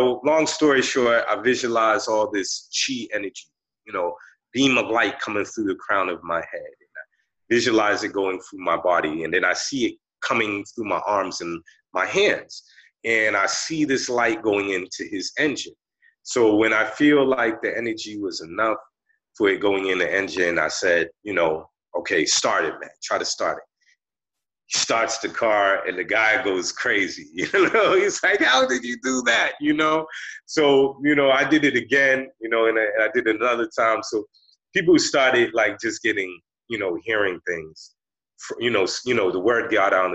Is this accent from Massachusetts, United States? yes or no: yes; Boston, Massachusetts, United States; I came from the hood, you know, I grew up in Roxbury